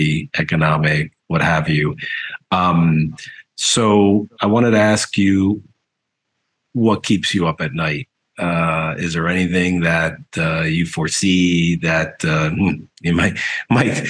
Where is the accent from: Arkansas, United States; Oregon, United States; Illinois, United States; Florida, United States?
Florida, United States; South; growing up in South Florida and working in Latin America our entire career